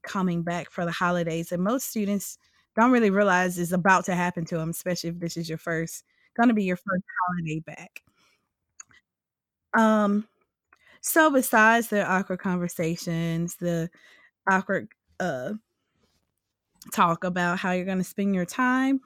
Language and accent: English; Louisiana, United States; I'm from Louisiana